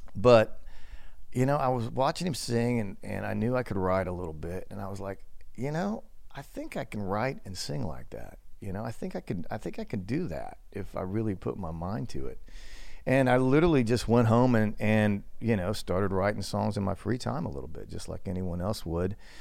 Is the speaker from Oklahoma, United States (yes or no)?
yes; Cordell, Oklahoma, United States; I grew up mostly in Oklahoma. the middle of absolute nowhere, a little town called Cordell